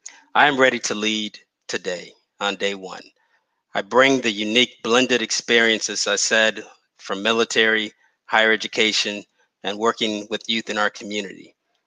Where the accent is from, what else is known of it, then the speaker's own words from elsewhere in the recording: the Lowcountry, South Carolina, United States; I was born and raised in the Lowcountry, and I've resided in Dorchester County for over 14 years with my wife, Tamika Weaver, who is from Somerville, and we have two boys that attend DD2 schools.